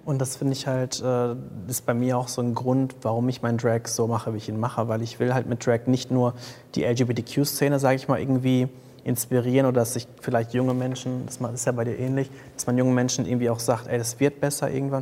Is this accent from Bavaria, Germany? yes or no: no; Paderborn, North Rhine-Westphalia, Germany; ich komme aus Paderborn